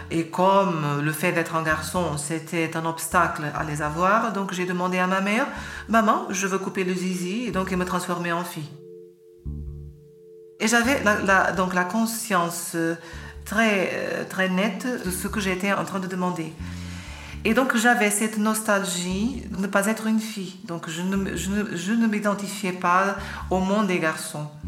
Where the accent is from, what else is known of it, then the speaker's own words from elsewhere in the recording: Lisbon, Portugal; born there; je suis né en 1972 à Lisbonne.